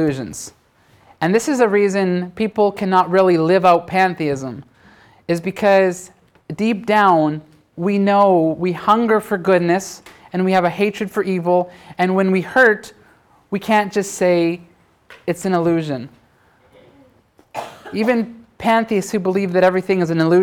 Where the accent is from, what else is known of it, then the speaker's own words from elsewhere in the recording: Canada; I'm Canadian